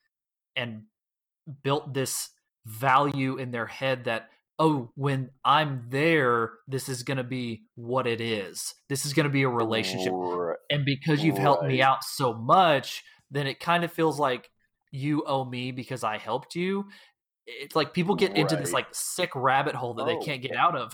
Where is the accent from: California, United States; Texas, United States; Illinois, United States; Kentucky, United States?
Texas, United States; the Metroplex; also born or lived in Houston area, Texas; now in Houston, United States; we grew up in the Metroplex